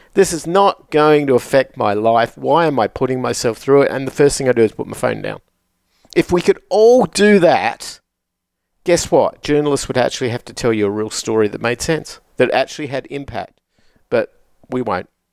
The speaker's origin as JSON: {"language": "English", "town": "Adelaide", "region": "South Australia", "country": "Australia", "tie": "born or raised there", "said": "from my hometown in, in Australia, from the city of Adelaide"}